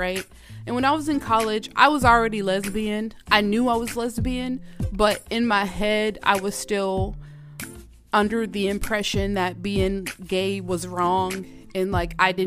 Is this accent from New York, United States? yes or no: no; Georgia, United States; moved away as an adult; now in Minnesota, United States; Y'all know I'm from Georgia.